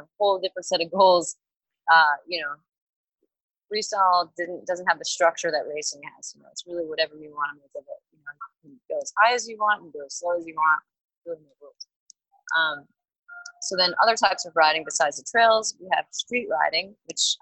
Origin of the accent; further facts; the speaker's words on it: Long Island, New York, United States; also born or lived in Queens; I'd spend weekends with my dad in Queens, but I grew up on Long Island with my mom.